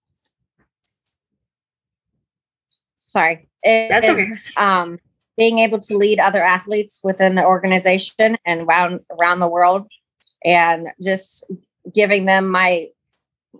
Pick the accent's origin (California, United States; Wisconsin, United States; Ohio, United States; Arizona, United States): Ohio, United States; Columbus; I am from Columbus, Ohio.